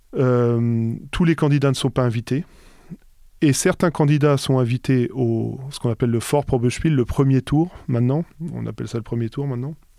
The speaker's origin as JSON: {"language": "French", "area": "Alsace", "region": "Grand Est", "country": "France", "also_born_or_lived": "Paris / Bordeaux", "moved": "yes", "lives_now": "Berlin, Germany", "said": "j'ai toujours euh, tous mes amis dans, dans mon village en Alsace. Je joue toujours à l'harmonie là-bas"}